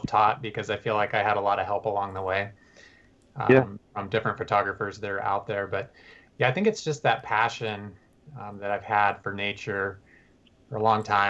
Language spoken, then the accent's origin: English; Tucson, Arizona, United States; moved away; I'm from Tucson